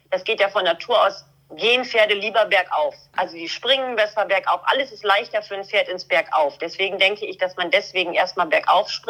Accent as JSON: {"language": "German", "region": "Schleswig-Holstein", "country": "Germany", "said": "Ich komme aus Schleswig-Holstein, hier ist immer alles unter Wasser."}